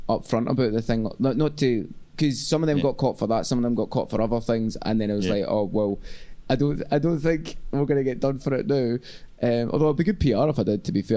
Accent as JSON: {"language": "English", "town": "Glasgow", "region": "Scotland", "country": "United Kingdom", "also_born_or_lived": "Southampton", "moved": "as an adult", "said": "I moved from Glasgow to Southampton where I went to uni"}